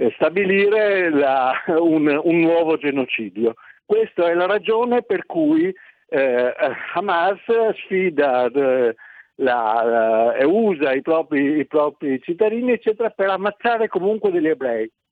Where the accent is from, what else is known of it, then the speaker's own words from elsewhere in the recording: Milan, Lombardy, Italy; io sono nato a Milano nel 1941